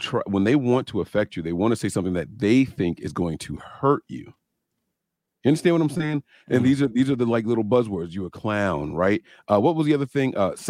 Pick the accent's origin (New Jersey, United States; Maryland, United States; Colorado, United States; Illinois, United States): New Jersey, United States; I'm from Jersey, bro.